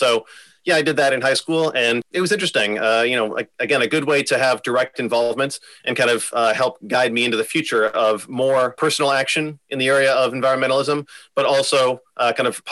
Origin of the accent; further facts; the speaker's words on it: Omaha, Nebraska, United States; also born or lived in Houston, Texas; I am from Omaha originally. I went to Westside High School